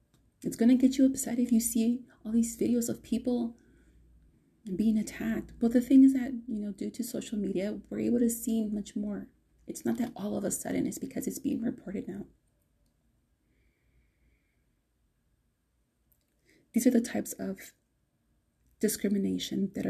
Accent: United States; I am a Latina, Chicana, Mexican-American, American

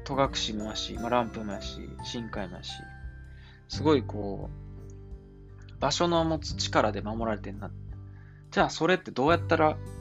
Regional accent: Osaka, Japan; accent: Kansai dialect; moved away; 僕大阪なんですよ、みたいな感じになって、関西弁やった

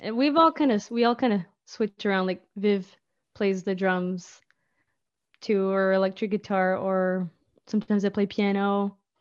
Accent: Memramcook, New Brunswick, Canada; also born or lived in Moncton; I grew up in Memrum Cook.

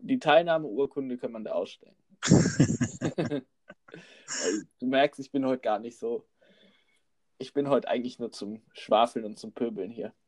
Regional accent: North Rhine-Westphalia, Germany; now in Frankfurt, Germany; ich bin Rheinländer, weißt du? Und wenn du da aufgewachsen bist

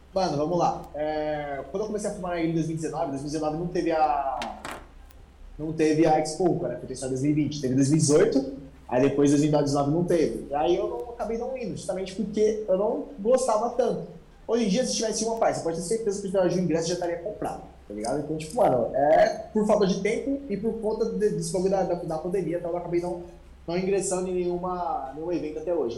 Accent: São Paulo, Brazil; nasci em São Paulo, moro em São Paulo até hoje. Basicamente, eu nasci na mesma casa que eu estou morando até hoje.

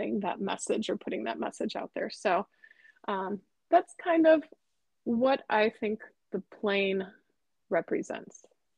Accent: Midwest, United States; now in Los Angeles, United States; growing up in the Midwest, it was kind of like I was in awe of Hollywood, and now I'm here, and I'm just kind of like, oh, it's Hollywood.

